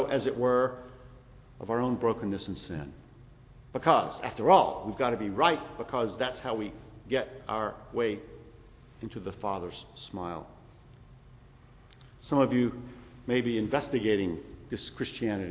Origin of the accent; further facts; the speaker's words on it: South Carolina, United States; moved away; also born or lived in Kosciusko, Mississippi / Montgomery, Alabama; I was born in Kosciuszko, way up the road. Raised in South Carolina.